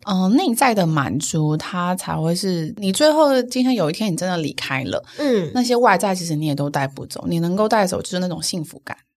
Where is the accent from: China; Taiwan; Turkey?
Taiwan; Changhua County; 我在彰化长大，然后我个子很高